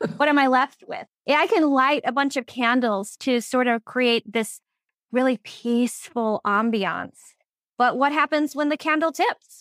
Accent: Phoenix, Arizona, United States; moved away as an adult; now in Minnesota, United States; I am originally from Phoenix, Arizona, but I followed love all the way to Minnesota, you know, twenty plus years ago

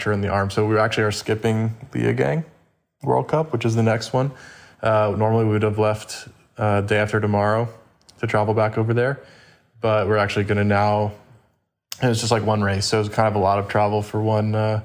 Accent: Winston-Salem, North Carolina, United States; now in Carmel Valley, United States; I got started working in a bike shop in my hometown in Winston-Salem, North Carolina

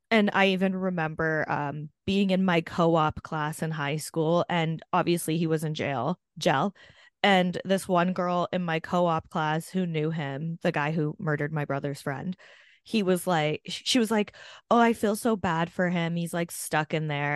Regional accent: Canada; born or raised there

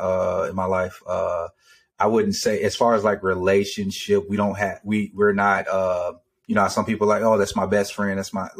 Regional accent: Georgia, United States; born there; also born or lived in Texas / Germany; I was born in Georgia, moved to Texas, and then I lived in Germany for almost five years.

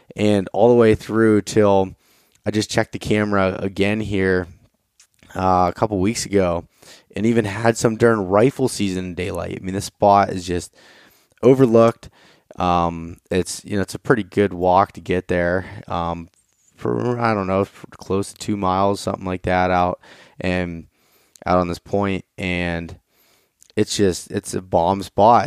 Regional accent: North Central Pennsylvania, United States; I'm from North Central Pennsylvania, northwestern uh, PA here

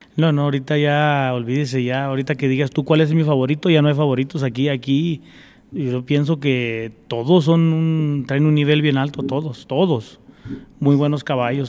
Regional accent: Zacatecas, Mexico; also born or lived in California; now in Colorado, United States; yo soy de Zacatecas, y pues allá se usa mucho puro coleadero. Y este, vivía en California y me vine para acá, para Colorado

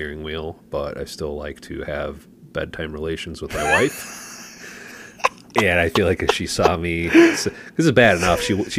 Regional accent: Okemos, Michigan, United States; a person wrote in from Okemos, Michigan. Nice. Which is where I grew up, which is kind of like what you're talking about. Mm-hmm. It's just a small, basically a postal district.

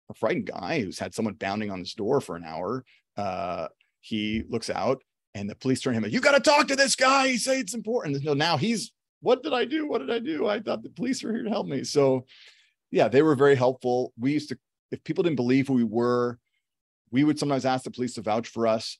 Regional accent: Toronto, Ontario, Canada; I'm from Toronto. I'm working in Toronto, fifteen minutes, twenty minutes from where I grew up.

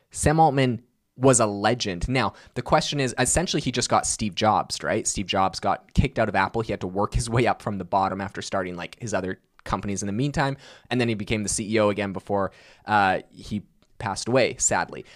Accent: Vancouver Island, British Columbia, Canada; I was born and raised on Vancouver Island, British Columbia, Canada. That's where I've lived my whole life.

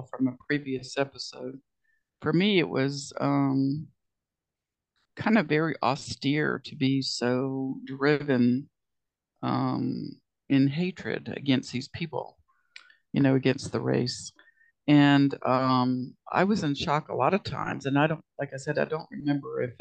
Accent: Tybee Island, Georgia, United States; I'm from Tybee Island, and you know, I said, you know, that's like Savannah's beach.

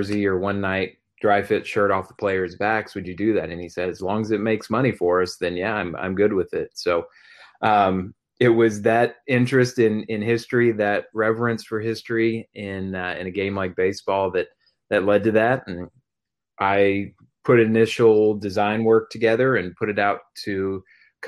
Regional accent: Missouri, United States; the town I grew up in Missouri

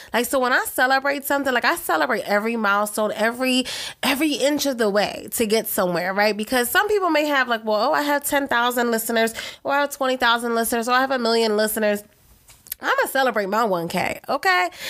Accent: Philadelphia, Pennsylvania, United States; I'm originally from Philadelphia

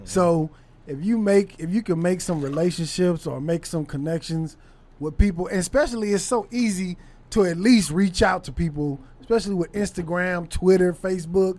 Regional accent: Los Angeles, California, United States; moved away as an adult; also born or lived in Torrance; now in Dallas, United States; I grew up on South Central, West L

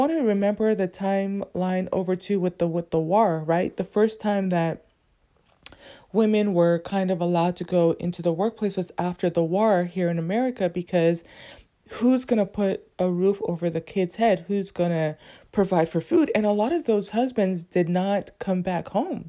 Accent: Southern California, United States; growing up as a teen, growing up in Southern California

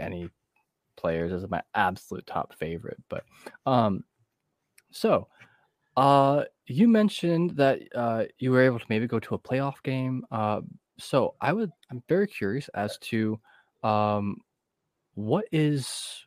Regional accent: Northeast Ohio, United States; I'm from Northeast Ohio.

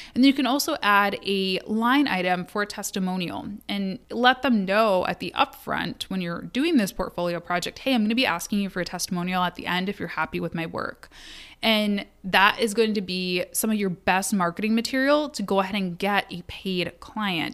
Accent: Kalamazoo, Michigan, United States; Kalamazoo, which was my hometown, is my hometown

